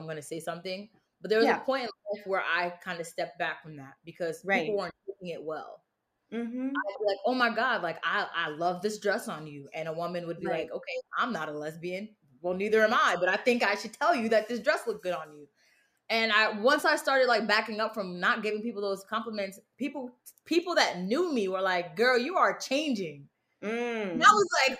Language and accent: English; Bridgeport, United States; I'm from Bridgeport